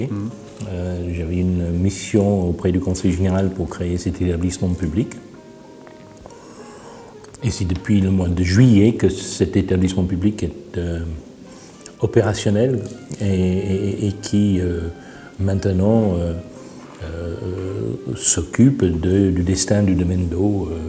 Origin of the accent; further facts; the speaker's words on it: France; born there; Je suis né en France